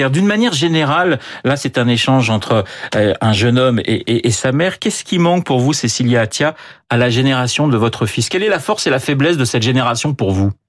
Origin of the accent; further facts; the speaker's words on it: France; now in United States; États-Unis, je suis française, oui. je reste